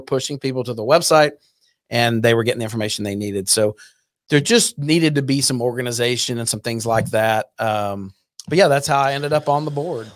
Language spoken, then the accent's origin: English; Burleson, Texas, United States; also born or lived in Fort Worth; grew up in Burleson